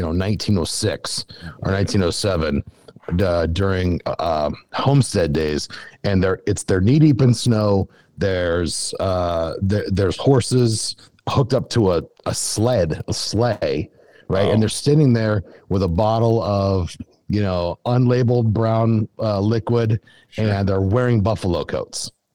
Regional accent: Western South Dakota, United States; I grew up in Western South Dakota yeah. Uh, on a cattle ranch.

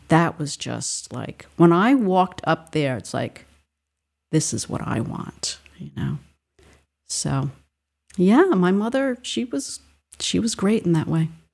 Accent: Rhode Island, United States; I grew up in Rhode Island

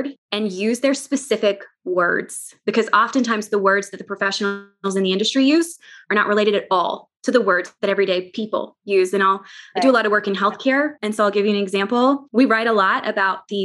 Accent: near Hot Springs, Arkansas, United States; I grew up down near Hot Springs

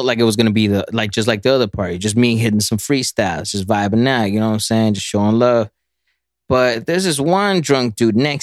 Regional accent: Dallas, Texas, United States; I'm from North Dallas

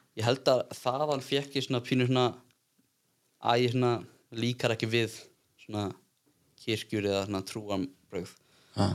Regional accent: Iceland; ég er bara hérna úr bænum ég eldst upp frekar svona eðlilega

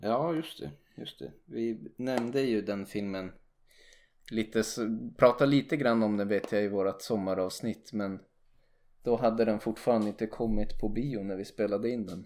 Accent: Sweden; lätt att nitpicka som svensk

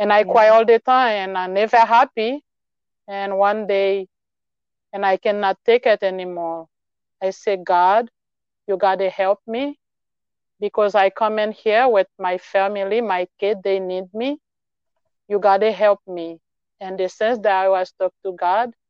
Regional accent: Haiti; English is a second language; moved away as an adult; now in United States; when I moved from Haiti to come here, I leave all my family there, and then I come with my 4 kids

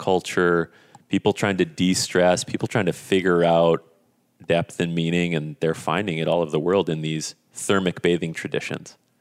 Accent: Esko, Minnesota, United States; growing up in Esco, Minnesota, small, small town in northern Minnesota

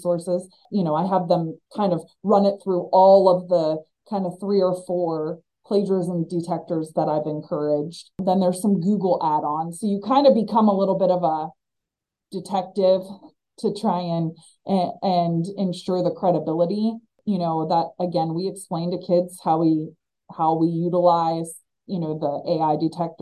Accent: Northeast Ohio, United States; Home to me is Northeast Ohio.

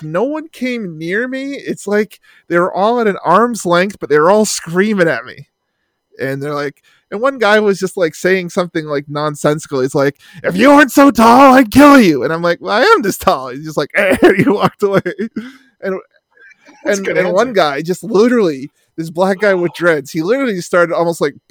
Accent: Canada; I'm Canadian

